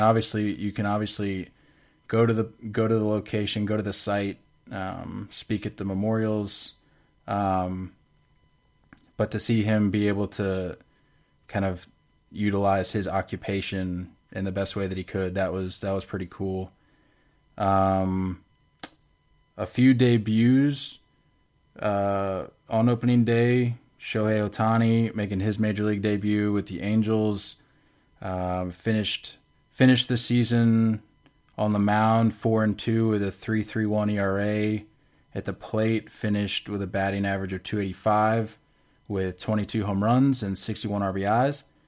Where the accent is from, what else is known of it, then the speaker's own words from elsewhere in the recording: United States; thirty minutes from my, from my hometown